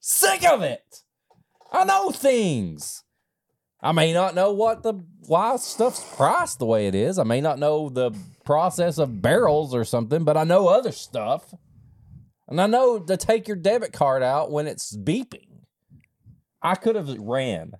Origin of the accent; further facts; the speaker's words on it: Eastern Kentucky, United States; I grew up in a holler. And yes, I grew up in Eastern Kentucky